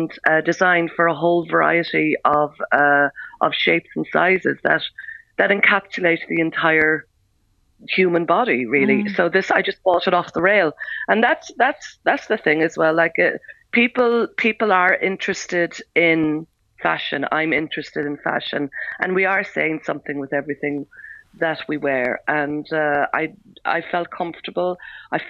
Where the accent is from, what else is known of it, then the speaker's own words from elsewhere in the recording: Aherla, Munster, Ireland; I grew up in a very small village called Aherla in County Cork, halfway between Cork City and Macroom.